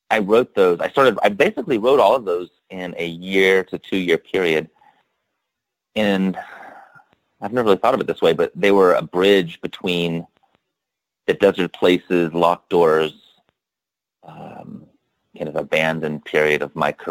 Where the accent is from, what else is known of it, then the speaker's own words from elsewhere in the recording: Statesville, North Carolina, United States; moved away; I grew up in the Piedmont of North Carolina, north of Charlotte, in this town called Statesville